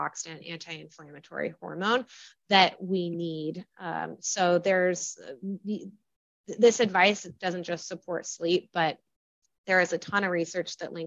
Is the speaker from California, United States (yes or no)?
yes; California, United States; moved away as an adult; also born or lived in Washington, District of Columbia, United States / San Francisco / Chicago; I was in DC and I'm from California